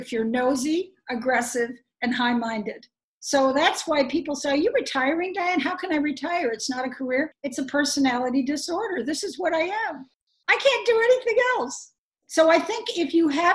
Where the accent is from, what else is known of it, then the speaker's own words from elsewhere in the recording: Chicago, Illinois, United States; moved away as an adult; I was born in Chicago